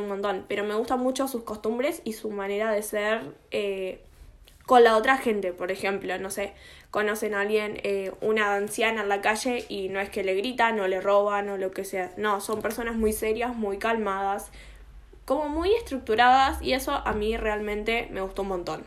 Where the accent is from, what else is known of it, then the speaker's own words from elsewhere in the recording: Argentina; no me considero casi argentina en lo que son mis gustos personales